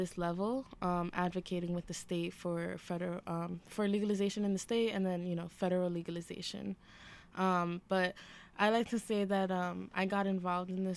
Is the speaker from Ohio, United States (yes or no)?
no; New York City, New York, United States; also born or lived in Ithaca, New York; I am from the Lower East Side in Spanish Harlem. I grew up in the projects of Lillianwald and East River, born and raised